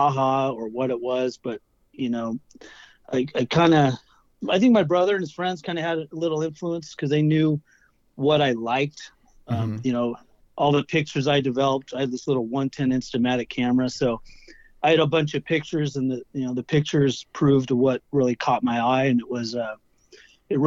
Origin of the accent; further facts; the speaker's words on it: Irvine, California, United States; I grew up in Irvine, California, up in Turtle Rock